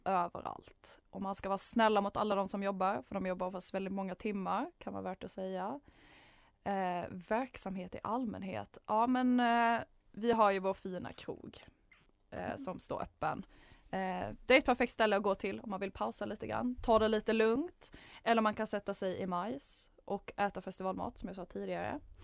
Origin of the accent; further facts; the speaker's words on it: Malmö, Skåne, Sweden; moved away; född och uppväxt i Malmö